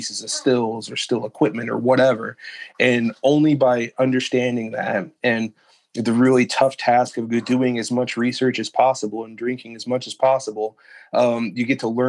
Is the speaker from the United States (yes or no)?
yes; Kentucky, United States; I'm from Kentucky. I'm an Army brat. My wife and my mom's family's from here.